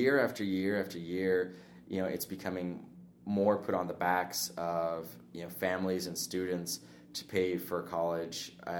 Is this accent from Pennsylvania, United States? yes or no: no; Lolo, Montana, United States; also born or lived in Billings, Montana / Hysham, Montana; we moved over to Lolo, just south of Missoula, and I grew up there for the vast majority of my childhood, going to Lolo Elementary, then Big Sky High School